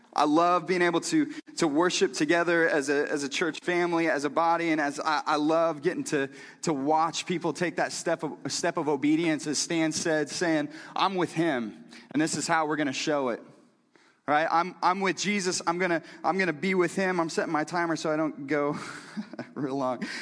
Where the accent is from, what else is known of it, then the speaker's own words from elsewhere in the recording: Missouri, United States; I'm from Missouri too